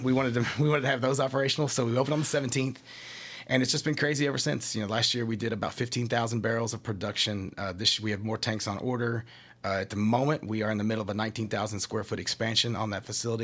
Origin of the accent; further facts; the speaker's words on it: Sadieville, Kentucky, United States; also born or lived in Japan; I'm from Scott County. I'm from Sadieville area, born and raised.